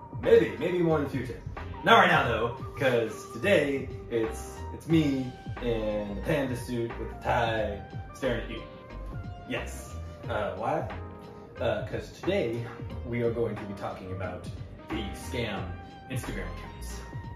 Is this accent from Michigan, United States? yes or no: no; Florida, United States; I'm not from Canada, I'm from Florida